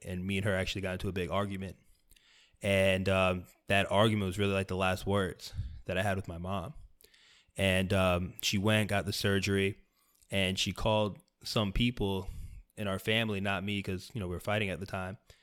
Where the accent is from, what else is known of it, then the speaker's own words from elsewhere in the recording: South Florida, United States; I grew up in South Florida